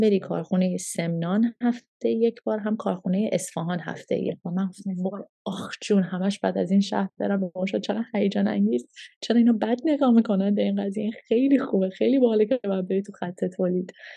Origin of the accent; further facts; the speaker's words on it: Canada; moved away as an adult; also born or lived in Toronto / Montreal / Calgary / Vancouver; now in Iran; من هشت سالم که بود هشت نه سالم که بودش ما از ایران مهاجرت کردیم پدر من شرکت نفت کار میکردم و به عنوان اسکیلد ورکر ما ویزا گرفتیم و رفتیم کانادا